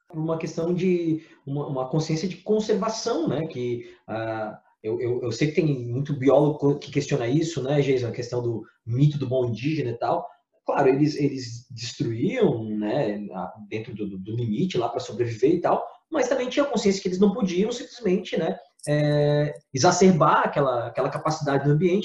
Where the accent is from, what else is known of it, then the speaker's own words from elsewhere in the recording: Florianópolis, Santa Catarina, Brazil; nós somos de, de Santa Catarina, de Florianópolis, os três aqui moramos em Florianópolis especificamente